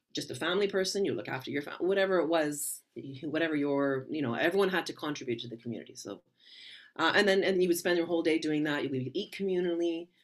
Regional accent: Vancouver, British Columbia, Canada; I was raised in Vancouver, Canada

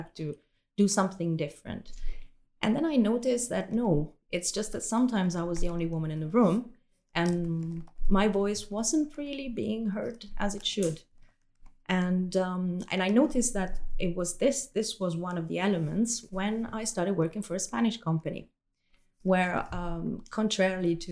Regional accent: Italy; moved away as an adult; now in Belgium; I come from Italy, which is a country that is not as easy for a woman for multiple reasons.

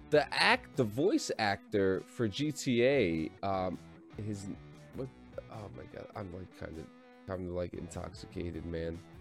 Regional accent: New Jersey, United States; born or raised there

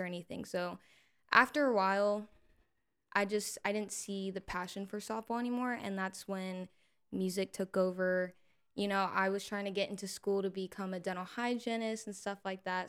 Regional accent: Salado, Texas, United States; moved away as an adult; now in Austin, United States; I moved far from my hometown um, I'm from Salado, Texas originally.

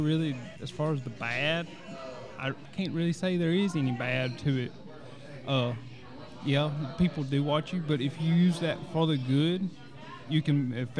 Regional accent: Louisiana, United States; I'm 27. I'm from Gene, Louisiana. Mm-hmm. All my life.

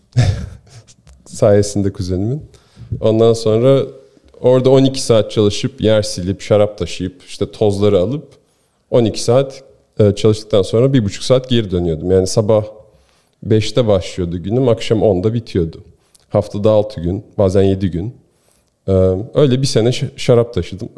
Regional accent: Istanbul, Turkey; moved away as an adult; also born or lived in Ohio, United States; now in United States; ben doğma büyüme İstanbulluyum şimdi.

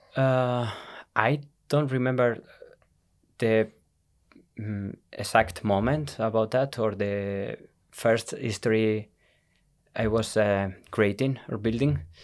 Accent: Tenerife, Canary Islands, Spain; English is a second language; moved away as an adult; also born or lived in Madrid, Spain; now in Iceland; was born in Madrid, mm-hmm. but uh, we moved uh, to Tenerife when I was uh, eight years old.

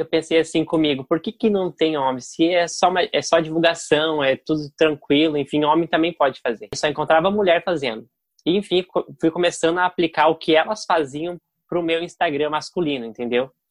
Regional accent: Curitiba, Paraná, Brazil; eu sou de Curitiba

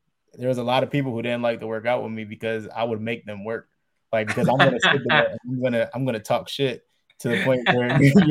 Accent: Pennsylvania, United States; my mom, remember, she lives out here in Arizona. I'm originally from Pennsylvania. Right. So I'm still on the East Coast.

